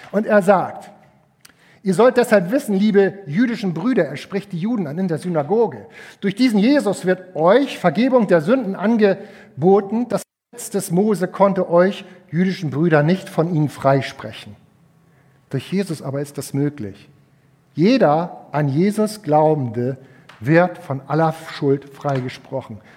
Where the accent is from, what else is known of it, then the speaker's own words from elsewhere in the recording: Schleswig-Holstein, Germany; Ich komme aus Hamwade, Geestach, Zwedorf.